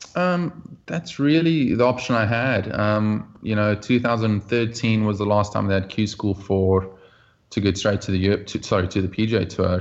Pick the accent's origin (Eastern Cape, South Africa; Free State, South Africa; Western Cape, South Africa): Western Cape, South Africa; Oudtshoorn; moved away; also born or lived in Bellville; growing up in South Africa, you play all kinds of team sports as a kid